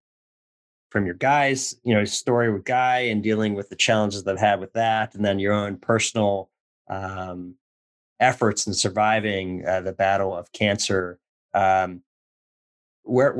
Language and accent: English; Lynn, Massachusetts, United States; we're both from Boston Lynn area.